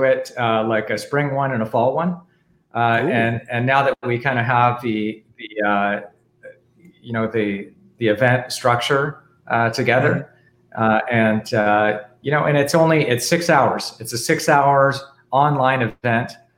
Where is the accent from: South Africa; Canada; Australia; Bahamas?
Canada; it's an A before the U because I'm from Canada and it's a French name